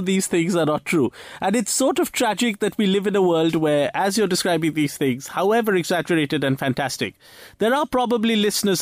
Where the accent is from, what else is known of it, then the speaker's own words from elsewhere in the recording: India; also born or lived in Mumbai, India; I'm Indian